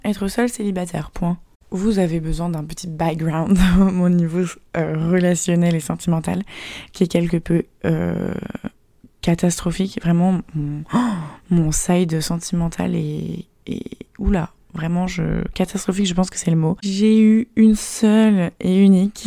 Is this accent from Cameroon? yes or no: no; France; moved away as an adult; now in Shanghai, China; Je suis française